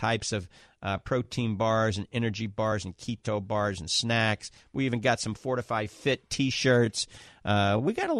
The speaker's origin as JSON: {"language": "English", "town": "New Orleans", "region": "Louisiana", "country": "United States", "tie": "born or raised there", "accent": "Southern drawl along with a Yankee and a New Orleans accent", "moved": "yes", "said": "I grew up in New Orleans."}